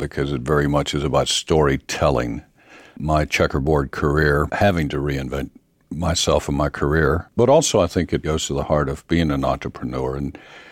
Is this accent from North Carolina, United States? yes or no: yes; near Mount Airy, North Carolina, United States; I grew up in a rural part of North Carolina. Oddly enough, it was a little town near Mount Airy, North Carolina